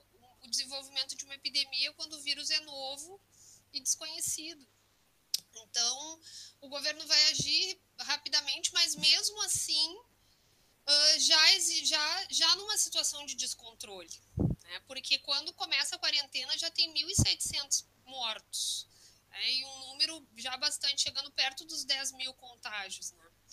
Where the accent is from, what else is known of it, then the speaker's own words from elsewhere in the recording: Rio Grande do Sul, Brazil; moved away as an adult; now in Valencia, Spain; sou gaúcha e sou mestre em história pela URGS, né? Então, estou um pouco distante, mas venho do Rio Grande do Sul